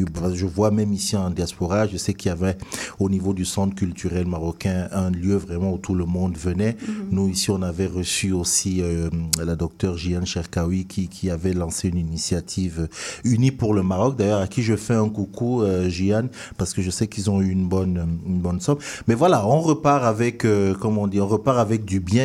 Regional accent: Cameroon; moved away; quand je suis sorti de mon pays d'origine, le Cameroun

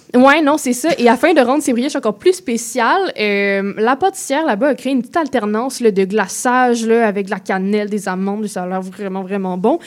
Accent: Quebec, Canada; en tant que Québécoise

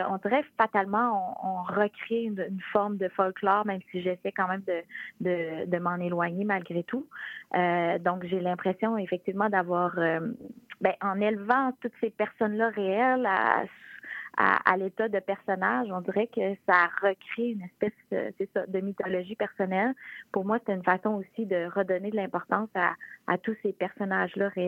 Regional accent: La Malbaie, Quebec, Canada; je viens de Rivière-Malbaie, la Malbaie

